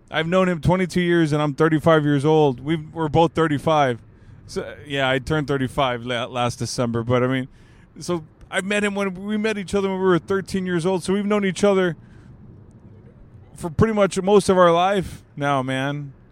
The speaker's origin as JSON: {"language": "English", "region": "California", "country": "United States", "said": "and I'm from the Bay Area, man. I'm from the Bay."}